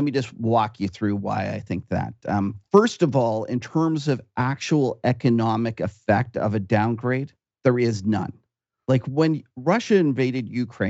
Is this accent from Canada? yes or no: yes; Canada; me as a Canadian